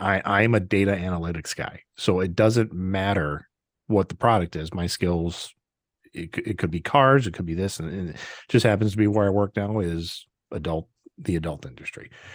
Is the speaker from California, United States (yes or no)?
no; Wisconsin, United States; my home state of Wisconsin